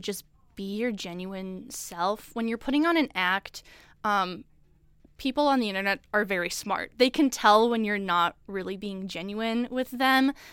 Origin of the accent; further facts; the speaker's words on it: Chicago suburbs, Illinois, United States; moved away as an adult; I'm from the Chicago suburbs